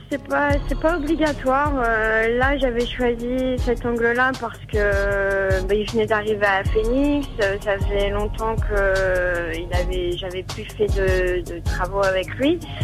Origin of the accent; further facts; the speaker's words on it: France; moved away; also born or lived in United States; en tant que française, photographe